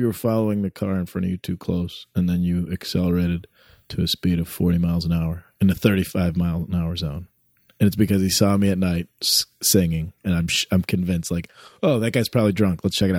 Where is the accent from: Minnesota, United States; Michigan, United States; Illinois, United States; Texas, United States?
Illinois, United States; Addison; Actually, Addison, but good call on the Barrington.